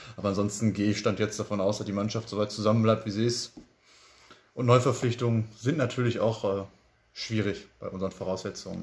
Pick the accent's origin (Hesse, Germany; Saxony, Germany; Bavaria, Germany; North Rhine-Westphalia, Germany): North Rhine-Westphalia, Germany; Bottrop; born or raised there; also born or lived in Kirchhellen / Rentfort